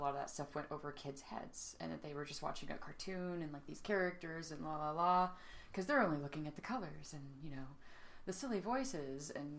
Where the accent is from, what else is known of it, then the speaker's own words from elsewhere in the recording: the South, United States; Also from the South.